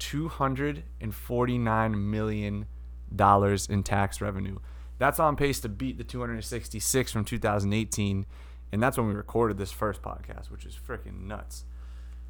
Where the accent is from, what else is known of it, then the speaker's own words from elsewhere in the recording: Massachusetts, United States; my home state